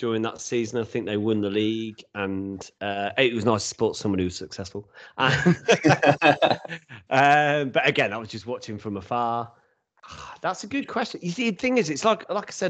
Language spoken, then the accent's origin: English; England, United Kingdom; as an Englishman